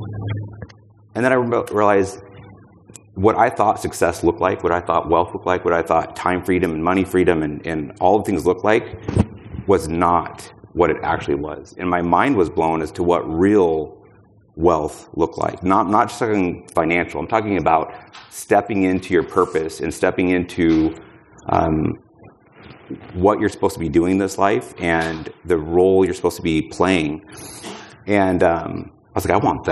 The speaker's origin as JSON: {"language": "English", "town": "Boise", "region": "Idaho", "country": "United States", "said": "I'm from Boise, Idaho."}